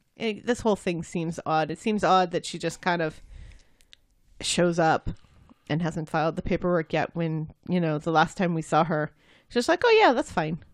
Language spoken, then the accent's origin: English; United States; I'm American.